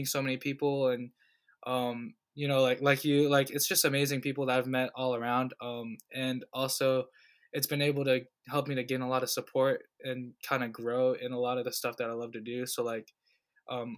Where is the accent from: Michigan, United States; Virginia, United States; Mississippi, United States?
Virginia, United States; Virginia Beach; also born or lived in New Jersey; I was born in New Jersey, but I was actually raised in Virginia Beach